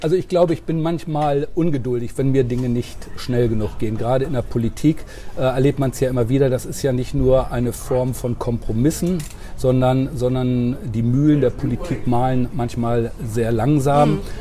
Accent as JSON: {"language": "German", "town": "Drakenburg", "region": "Lower Saxony", "country": "Germany", "tie": "born or raised there", "said": "Ich komme ja nun aus Niedersachsen, auf dem Dorf großgewachsen, in einer sozialdemokratischen Familie Drakenburg bei Drakenburg"}